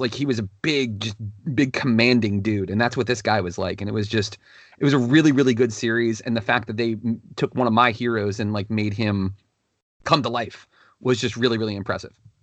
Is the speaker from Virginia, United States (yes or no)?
yes; Northern Virginia, United States; now in Fredericksburg, United States; growing up in the Northern Virginia area